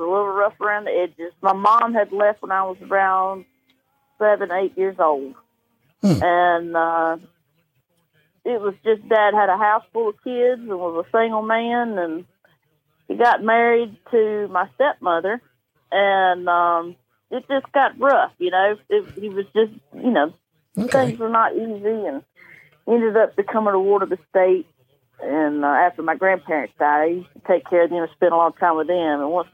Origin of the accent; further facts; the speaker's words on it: Lincolnton, Georgia, United States; also born or lived in Nashville, Tennessee / West Virginia; I'm from Lincoln, Georgia, a little town 30 miles north of Augusta